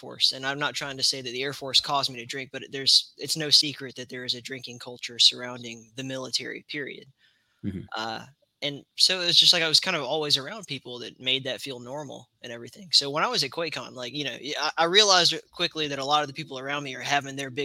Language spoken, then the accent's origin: English; Alabama, United States; I grew up in Alabama